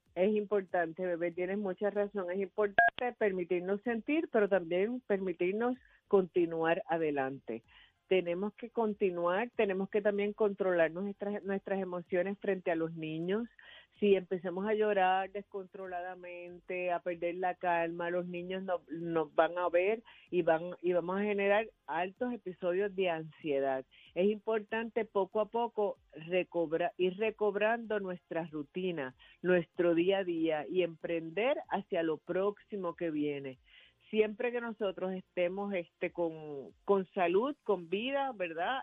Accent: Arecibo, Puerto Rico; una persona en mi pueblo en Arecibo era guardia de, en el colegio donde yo estudié

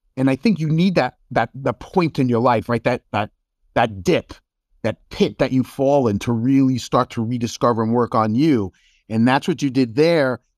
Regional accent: New York, United States; moved away as an adult; also born or lived in Chicago suburbs, Illinois; I'm from New York

